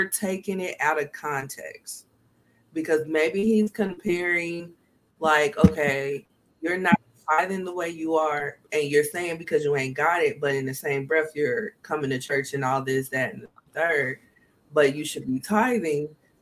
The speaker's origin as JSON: {"language": "English", "town": "Kansas City", "region": "Missouri", "country": "United States", "tie": "born or raised there", "said": "I'm from Kansas City, Missouri."}